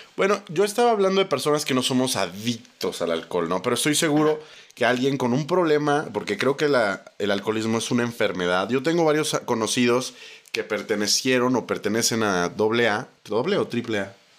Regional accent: Mexico; si somos mexicanos

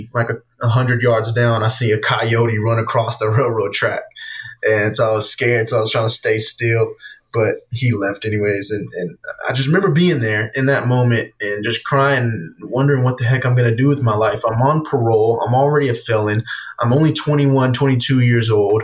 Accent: Easley, South Carolina, United States; my hometown, in Easley around Greenville

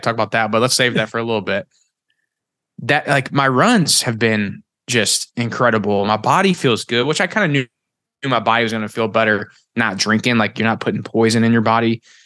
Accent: Missouri, United States; moved away; where I came from, I'm from Missouri

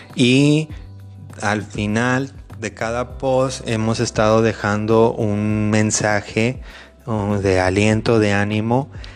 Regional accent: Mexico; Yo soy mexicano

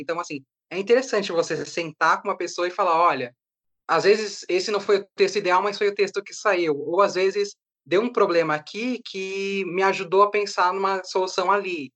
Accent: São Paulo, Brazil; nós dois somos de Perus

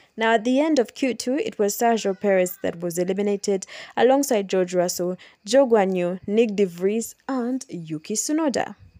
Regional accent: Kampala, Central Region, Uganda

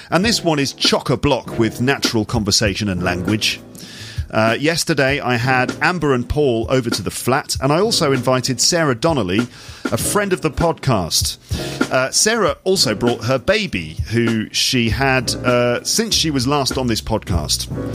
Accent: England, United Kingdom; moved away as an adult; now in France; as an English person

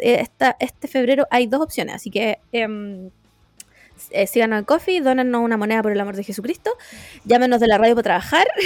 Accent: Quilicura, Santiago Metropolitan Region, Chile; soy aquí de Quilicura, representando a, la, a las comunas del norte, bien humilde, de familia humilde

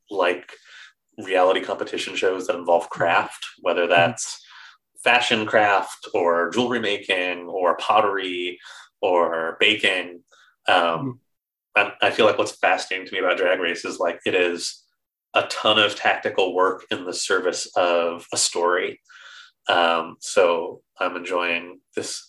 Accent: New York, United States; now in England, United Kingdom; I'm from New York

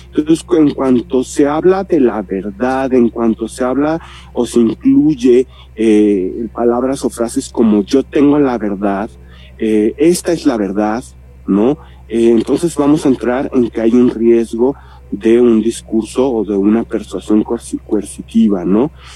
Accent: Mexico; como mexicanos

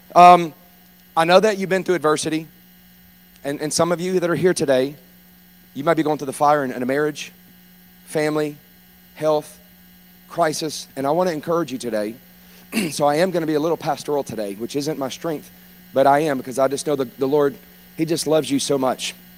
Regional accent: Baton Rouge, Louisiana, United States; I'm from South Louisiana. I grew up in Baton Rouge

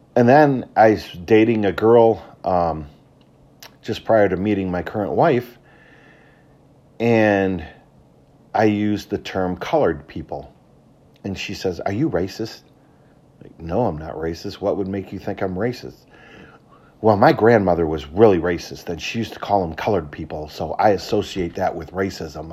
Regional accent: Traverse City, Michigan, United States; I grew up in Traverse City, Michigan in the nineteen seventies and eighties.

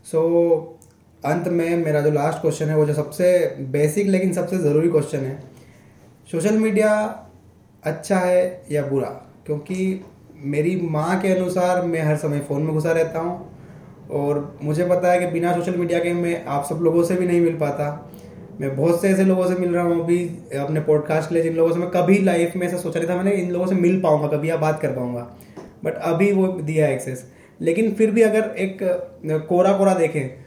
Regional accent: Indore, Madhya Pradesh, India; अगर जैसे मैं इंदौर से हूँ

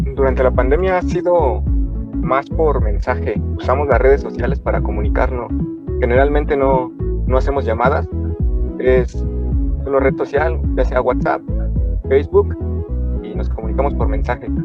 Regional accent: Valle de Chalco, State of Mexico, Mexico; ambos somos de Valle de Chalco

